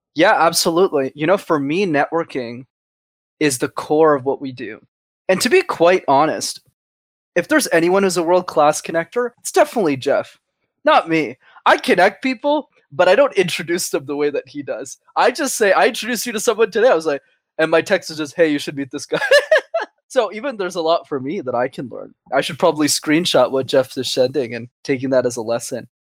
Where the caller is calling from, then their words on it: Montreal, Quebec, Canada; calling in from the same place as always, my mother's basement in Montreal, Canada